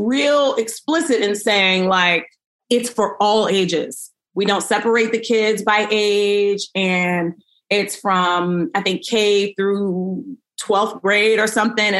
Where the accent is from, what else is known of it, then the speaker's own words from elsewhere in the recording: New York City, New York, United States; now in Burbank, United States; I'm from Brooklyn